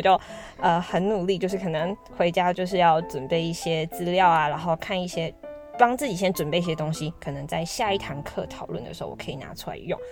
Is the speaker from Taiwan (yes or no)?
yes; Taiwan; 因为我是台湾人嘛